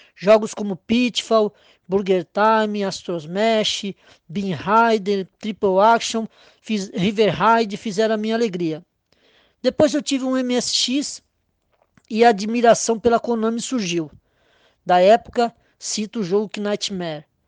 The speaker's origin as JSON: {"language": "Portuguese", "region": "São Paulo", "country": "Brazil", "said": "sou de São Paulo, capital"}